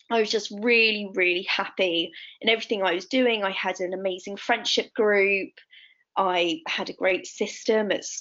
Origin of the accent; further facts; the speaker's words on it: Italy; I grew up in Italy, rural Italy.